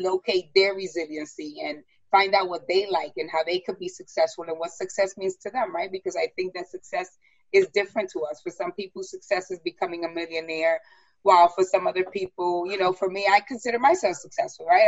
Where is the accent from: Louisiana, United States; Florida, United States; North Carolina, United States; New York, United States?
New York, United States; New York City; moved away as an adult; now in Westchester, United States; growing up in the South Bronx and coming from a broken home